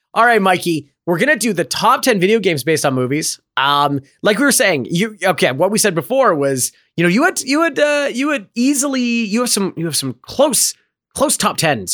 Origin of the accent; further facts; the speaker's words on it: Canada; I am Canadian